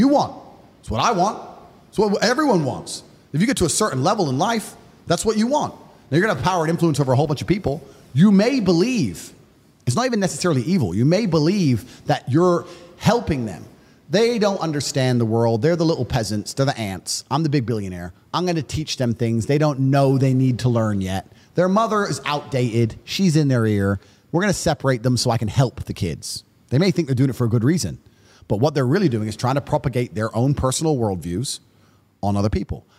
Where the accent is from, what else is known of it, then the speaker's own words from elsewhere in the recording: United States; I'm American